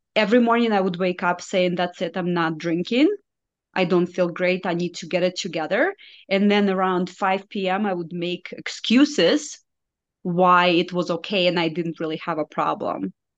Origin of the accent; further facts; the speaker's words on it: Belarus; first language Russian; English is a second language; moved away as an adult; now in United States; I am from Belarus, so it's a small country in Eastern Europe